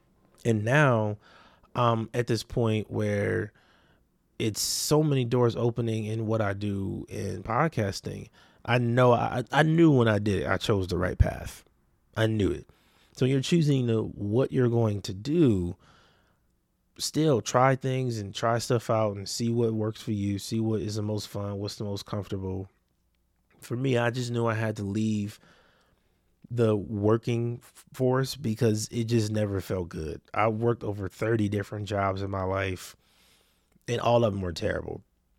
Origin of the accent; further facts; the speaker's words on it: Compton, California, United States; also born or lived in Watts / Long Beach; And I grew up in Compton, Watts, Long Beach.